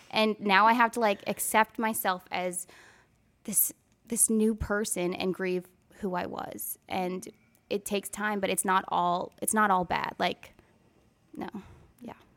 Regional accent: Wisconsin, United States; moved away as an adult; also born or lived in Nashville, Tennessee; now in Franklin, United States; I'm from Wisconsin

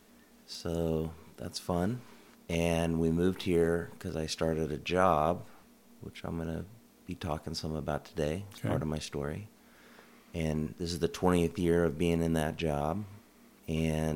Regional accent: Kansas, United States; moved away as an adult; also born or lived in Washington, D.C.; now in Pacific Northwest, United States; I grew up in Kansas, where I lived till I was 25.

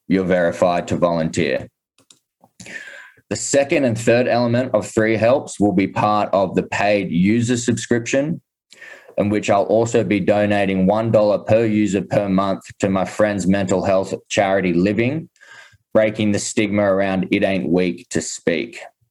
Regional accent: Sydney, New South Wales, Australia; now in Austin, United States; I'm initially born and raised in Sydney

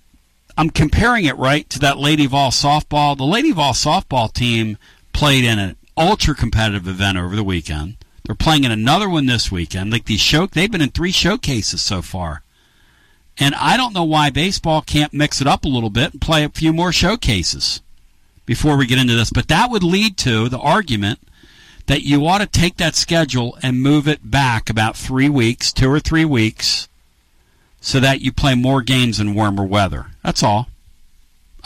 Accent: Northeast, United States; moved away; I grew up in the Northeast, played baseball there in high school

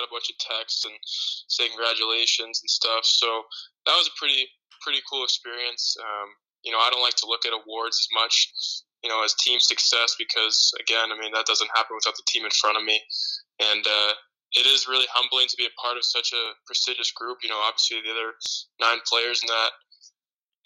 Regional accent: Alaska, United States; moved away as an adult; now in Maine, United States; growing up in Alaska

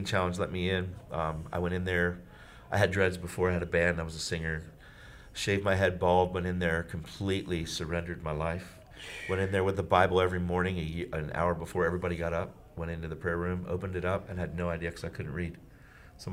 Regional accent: York, Pennsylvania, United States; my hometown, which was York, PA

